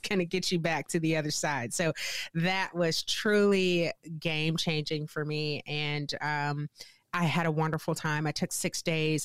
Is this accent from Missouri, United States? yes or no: yes; St. Louis, Missouri, United States; moved away as an adult; now in Wisconsin, United States; born and raised in Saint Louis, Missouri.